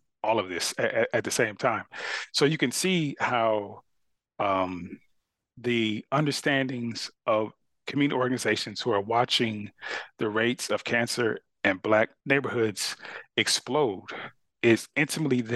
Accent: Carson, California, United States; moved away as an adult; also born or lived in Austin, Texas; the area where I grew up a city called Carson

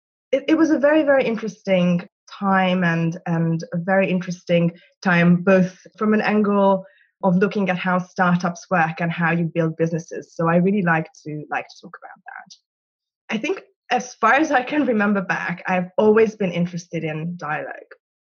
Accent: Budapest, Hungary; moved away as an adult; now in London, United Kingdom; So I'm originally Hungarian. I'm from Budapest, from the Pest side, which is very important for very complicated identity reasons. And I moved to the UK. So I live in London now. I moved here 5.5 years ago.

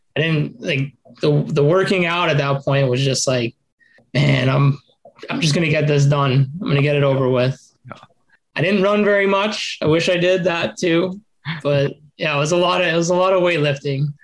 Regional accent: Las Vegas, Nevada, United States; also born or lived in Oregon; we moved to Vegas okay. when I was like eight. We moved from Oregon

